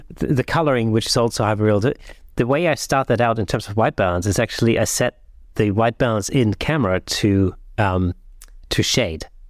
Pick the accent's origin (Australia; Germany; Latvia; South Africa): Germany; Southern Germany; now in United Kingdom; in the south of Germany where I grew up.